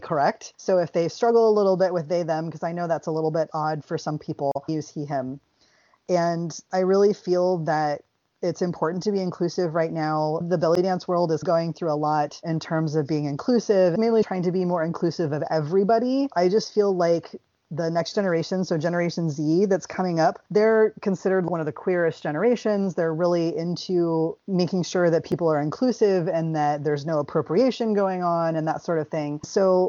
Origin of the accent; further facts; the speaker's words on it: the South, United States; I grew up in the South, so y'all works fine